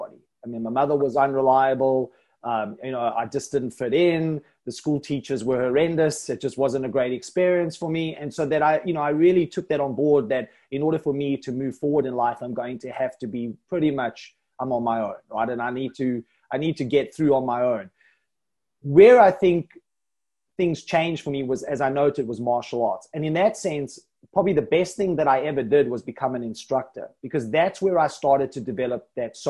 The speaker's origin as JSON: {"language": "English", "town": "Johannesburg", "region": "Gauteng", "country": "South Africa", "tie": "born or raised there", "moved": "as an adult", "lives_now": "Isle of Man", "said": "when I came from Johannesburg, because that's where I lived all my life"}